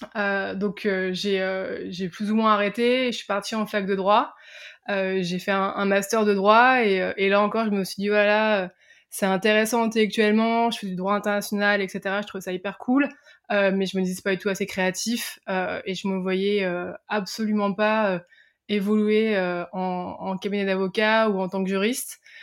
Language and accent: French; Picardy, Hauts-de-France, France; je viens de, je viens de Picardie, j'étais pas tous dans des grands lycées parisiens, je viens vraiment entre guillemets de la campagne profonde française.